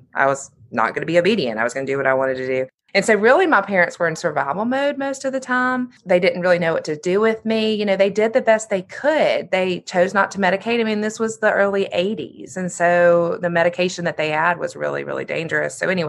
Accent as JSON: {"language": "English", "town": "Birmingham", "region": "Alabama", "country": "United States", "tie": "born or raised there", "said": "So I was raised in Birmingham. I'm the youngest of 2 daughters."}